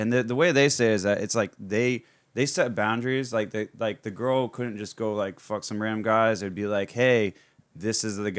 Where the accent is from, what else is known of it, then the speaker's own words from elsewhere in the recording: Florida, United States; I grew up in Florida my whole life.